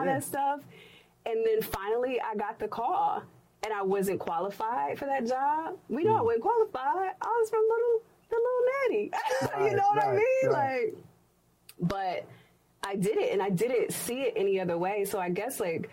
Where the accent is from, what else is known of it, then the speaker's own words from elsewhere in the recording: Cincinnati, Ohio, United States; moved away; I was in Cincinnati. That's my hometown.